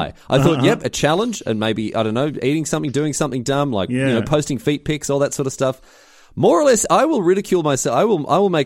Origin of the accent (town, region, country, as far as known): Australia; accent: Australian